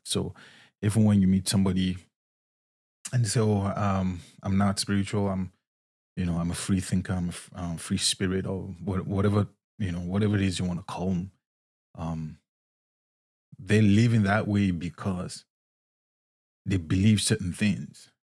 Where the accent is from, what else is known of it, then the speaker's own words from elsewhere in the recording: Nigeria; moved away as an adult; also born or lived in Scotland; now in United States; I was born and raised in Nigeria